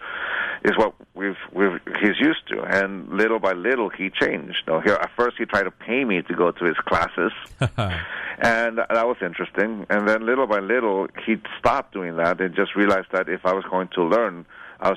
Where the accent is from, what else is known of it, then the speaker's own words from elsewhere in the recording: San Diego, California, United States; I was born and raised in San Diego, California, so you can say that I'm a border town